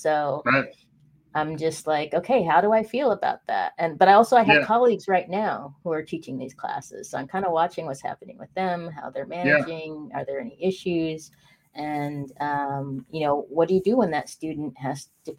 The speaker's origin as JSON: {"language": "English", "town": "Spokane", "region": "Washington", "country": "United States", "tie": "born or raised there", "moved": "yes", "said": "Spokane, Washington, my hometown"}